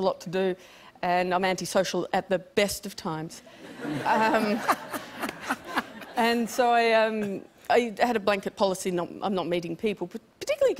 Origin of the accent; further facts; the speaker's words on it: Tasmania, Australia; I'm from Tasmania. There was no real stand-up scene there.